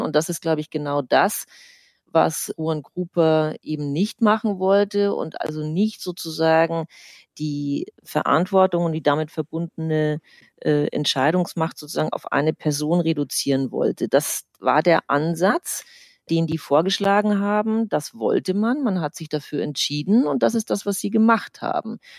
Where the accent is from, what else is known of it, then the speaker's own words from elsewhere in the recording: Germany; Bei uns in Deutschland